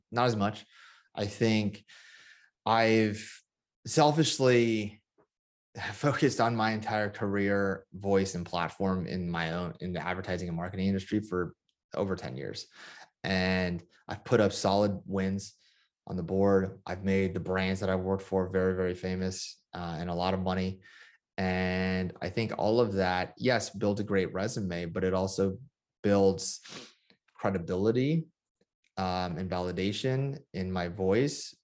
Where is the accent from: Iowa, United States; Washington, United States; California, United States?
California, United States; Bay Area; my hometown, um, in the Bay Area